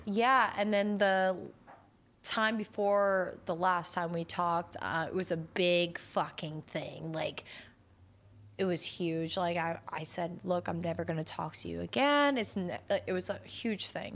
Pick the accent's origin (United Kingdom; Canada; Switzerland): Canada; I'm Canadian